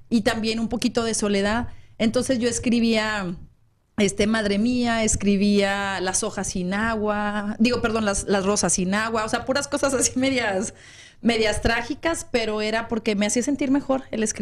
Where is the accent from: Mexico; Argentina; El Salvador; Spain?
Mexico; Guadalupe, Nuevo León; moved away; yo soy de la ciudad de Guadalupe, Nuevo León, a dos minutos de Monterrey.